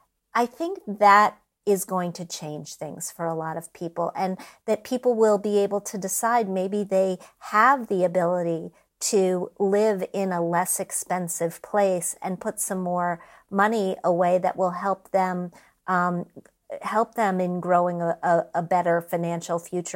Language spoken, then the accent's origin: English; Midwest, United States; I didn't grow up in New York. I grew up in the Midwest. All over in many different towns that had much lower standards of living